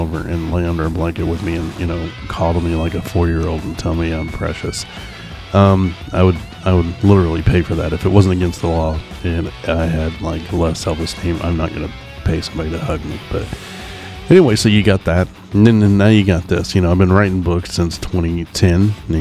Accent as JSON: {"language": "English", "town": "Oklahoma City", "region": "Oklahoma", "country": "United States", "tie": "born or raised there", "also_born_or_lived": "East Coast, United States", "said": "I live in Oklahoma City. I've lived here basically my whole life"}